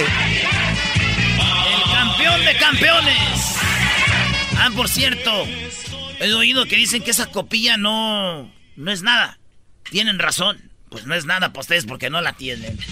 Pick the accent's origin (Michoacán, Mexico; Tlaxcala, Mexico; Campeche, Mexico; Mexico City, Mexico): Michoacán, Mexico; now in United States; como decimos allá en Michoacán